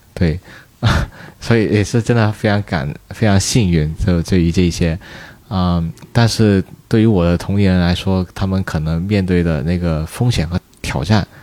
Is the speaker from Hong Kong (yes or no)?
yes; Hong Kong; moved away as an adult; now in Beijing, China; 我是香港的身，香港同学的身份